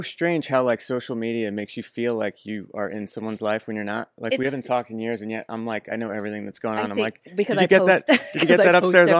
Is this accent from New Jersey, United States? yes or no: yes; Wayne, New Jersey, United States; Originally Wayne, New Jersey.